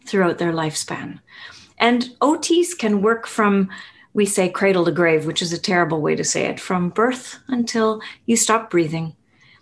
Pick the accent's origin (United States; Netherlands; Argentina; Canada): Canada; Winnipeg, Manitoba; I'm from Winnipeg in central Canada